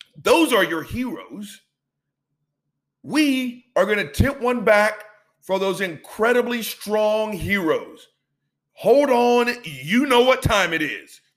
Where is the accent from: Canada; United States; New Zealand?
United States; the South; I've been born and raised in the South. It's where pretty much I've lived for 90 plus percent of my life